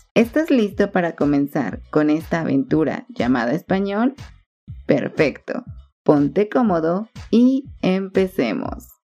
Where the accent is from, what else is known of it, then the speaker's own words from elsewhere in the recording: Guatemala; los guatemaltecos